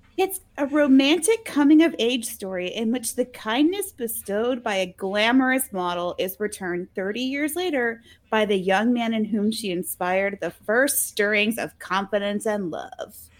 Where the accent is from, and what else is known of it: Alabama, United States; accent: Alabama